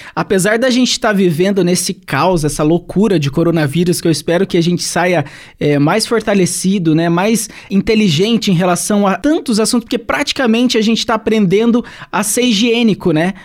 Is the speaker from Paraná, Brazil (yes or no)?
yes; Santo Antônio da Platina, Paraná, Brazil; lá no meu país, em Santo Antônio da Platina